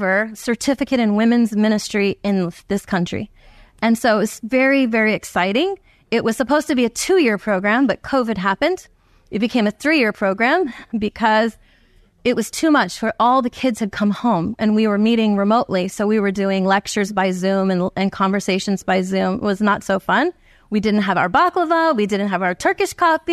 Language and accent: English; New Jersey, United States; I'm from New Jersey